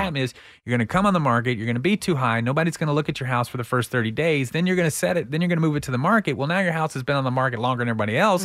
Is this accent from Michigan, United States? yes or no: no; Texas, United States; accent: twang; I'm Texan